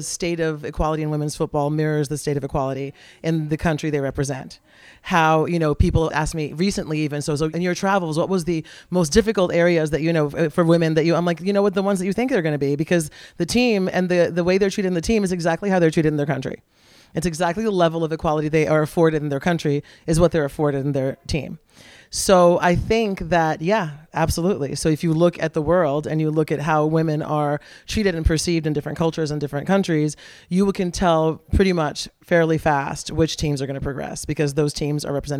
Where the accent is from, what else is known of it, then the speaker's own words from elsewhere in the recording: Brazil; moved away; my parents, when we moved here from Brazil for my dad to play, I went into United Nations school